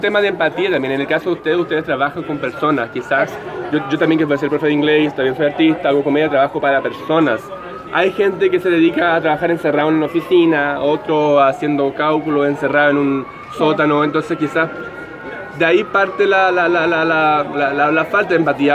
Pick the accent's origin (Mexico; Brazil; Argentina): Brazil; now in Chile; yo no soy chileno, soy de Brasil